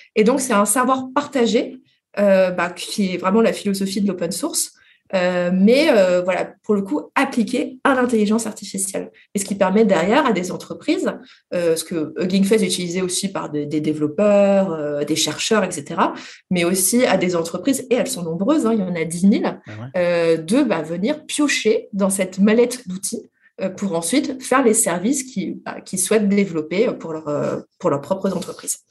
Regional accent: France; mais nous, les Français

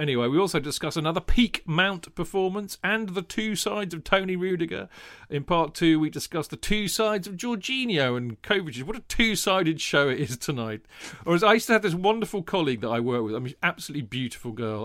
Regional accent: Winchester, South East England, United Kingdom; also born or lived in London; growing up in Hampshire, in, in Winchester

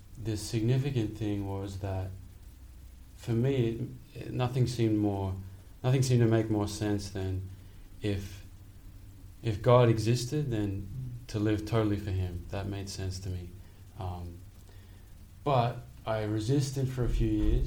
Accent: Sydney, New South Wales, Australia; now in New York, United States; I grew up in Sydney, Australia.

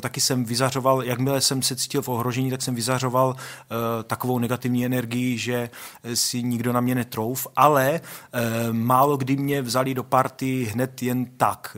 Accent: Olomouc, Olomouc Region, Czechia; já jsem vyrůstal na sídlišti Hejrovského uh, v Olomouci

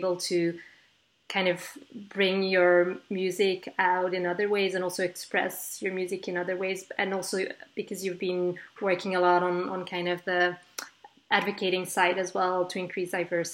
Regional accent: Belgium; moved away; I'm originally from Belgium

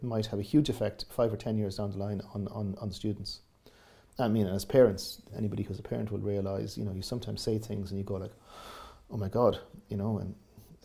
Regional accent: Waterville, Munster, Ireland; I grew up in Southwest Kerry in a tourist environment

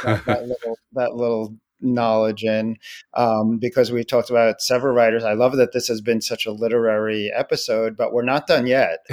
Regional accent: United States; an American Jew whose grandparents were in the Holocaust

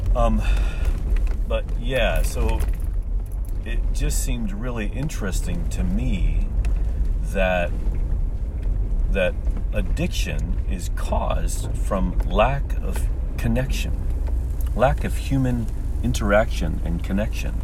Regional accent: St. Charles, Missouri, United States; moved away as an adult; now in Japan; my hometown of St. Charles, Missouri

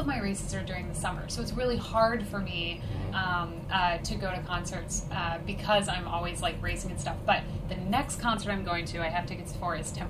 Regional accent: Colorado, United States; I'm from Colorado.

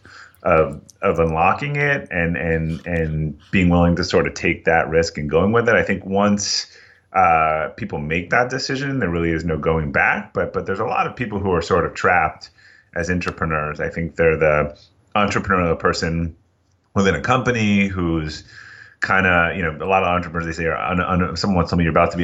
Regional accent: Boston, Massachusetts, United States; I'm from Boston, and I've made it about two towns from where I grew up, so not too far

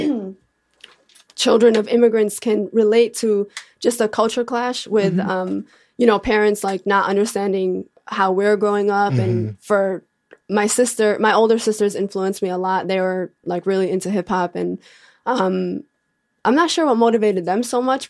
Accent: Bridgeview, Illinois, United States; born or raised there

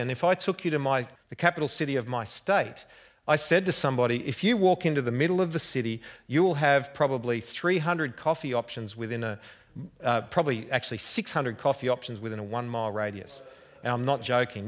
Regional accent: Australia; accent: Australian; I hope you've understood my accent. I'm not quite as bad as Crocodile Dundee

